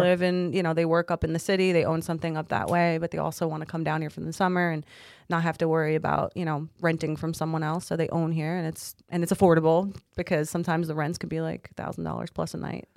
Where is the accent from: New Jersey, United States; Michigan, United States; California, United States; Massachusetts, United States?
New Jersey, United States; Toms River; now in Beachwood, United States; grew up in Tom's River